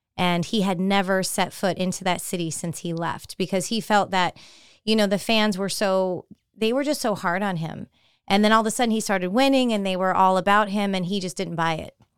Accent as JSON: {"language": "English", "region": "California", "country": "United States", "tie": "born or raised there", "said": "I was always a big baseball fan growing up in California, you know, San Francisco Giants."}